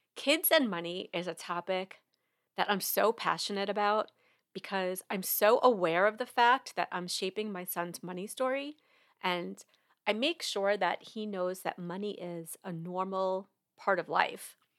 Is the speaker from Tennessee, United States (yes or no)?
no; New York, United States; now in Georgia, United States; I am from New York originally